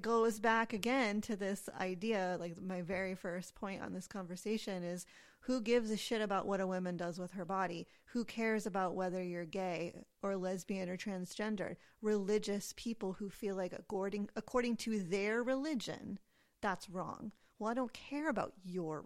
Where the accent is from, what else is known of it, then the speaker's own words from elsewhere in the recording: United States; I was raised in the United States, so I have Christian baggage